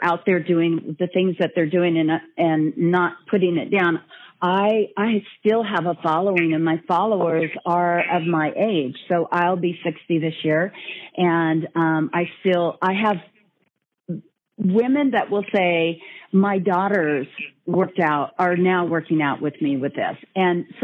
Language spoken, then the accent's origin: English; Northern California, United States; born or raised there